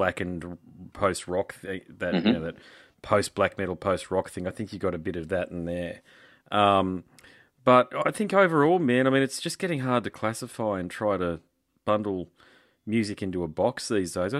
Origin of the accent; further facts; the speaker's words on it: Australia; Australia. I'm definitely from Australia.